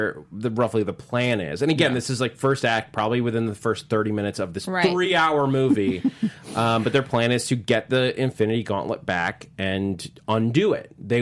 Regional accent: New York, United States; As a New Yorker, I don't disagree with you. However, I know that that's because I'm from New York.

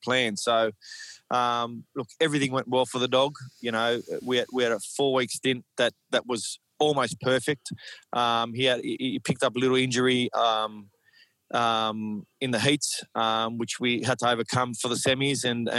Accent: Sydney, New South Wales, Australia; moved away as an adult; also born or lived in Dubai; born and bred in Redfern

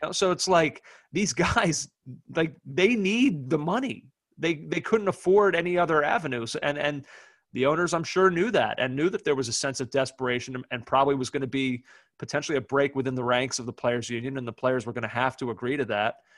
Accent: United States; as an American fan

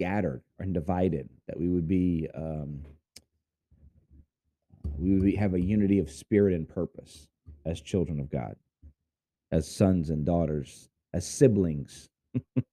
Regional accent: Houston, Texas, United States; I was born in Houston

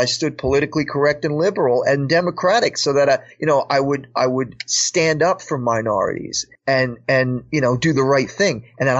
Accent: Paterson, New Jersey, United States; I was born and raised in Patterson, New Jersey, and it's the predominant ethnic group of people there are Afro-Americans.

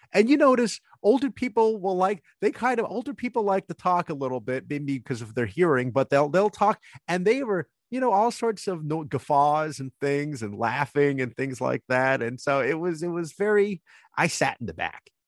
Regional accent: New Jersey, United States; I'm from Jersey

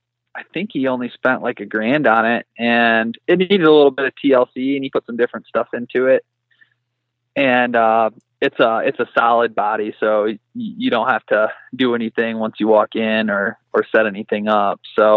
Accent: Michigan, United States; moved away as an adult; now in Colorado, United States; I'm originally from Michigan. And so I moved out to Colorado about a year and a half ago.

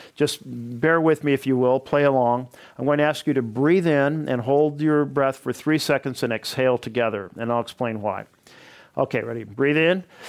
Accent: Oregon, United States; my home state

